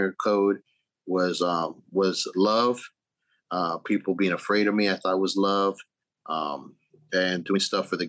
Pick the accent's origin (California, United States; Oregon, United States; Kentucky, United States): California, United States; San Bernardino; moved away as an adult; also born or lived in Arizona; now in Texas, United States; I'm originally from California. San Bernardino